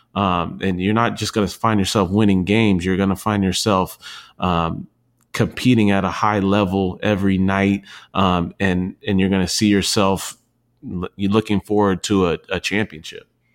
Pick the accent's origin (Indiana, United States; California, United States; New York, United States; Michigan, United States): California, United States; San Diego; I grew up in San Diego